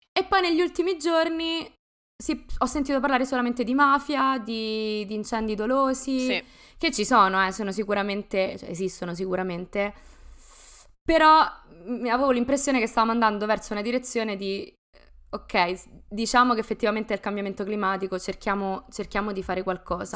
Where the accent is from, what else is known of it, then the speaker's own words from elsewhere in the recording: Rome, Lazio, Italy; dalla calda Roma